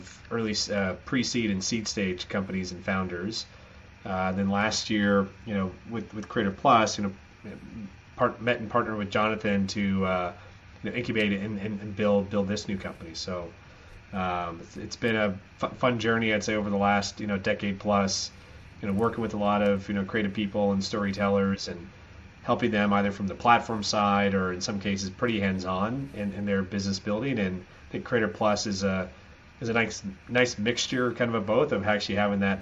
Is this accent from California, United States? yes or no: yes; San Francisco, California, United States; moved away as an adult; also born or lived in Singapore; I grew up in the San Francisco area, but started my career after college in Singapore